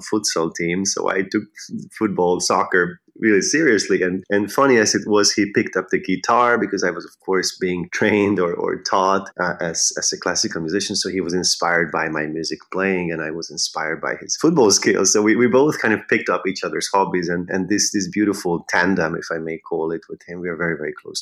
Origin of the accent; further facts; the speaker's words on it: Pomáz, Pest, Hungary; English is a second language; moved away as an adult; also born or lived in Budapest, Hungary; now in New York, United States; I'm from Pomaz, from Hungary, north of Budapest